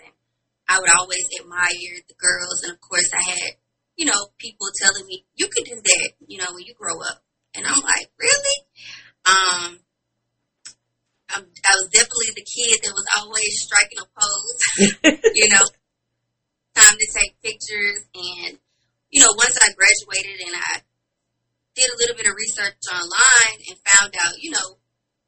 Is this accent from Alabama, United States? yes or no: yes; Alabama, United States; now in Atlanta, United States; I'm from Alabama. I'm a model, actress, model coach, and entrepreneur. And I currently reside in Atlanta, Georgia